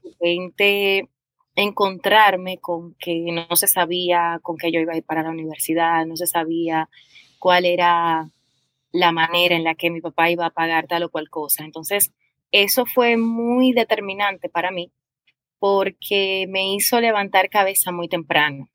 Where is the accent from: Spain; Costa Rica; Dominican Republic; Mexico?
Dominican Republic; yo nací en República Dominicana hace unos añitos